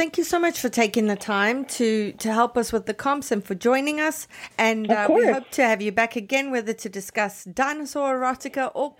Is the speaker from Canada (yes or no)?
yes; Canada; as a Canadian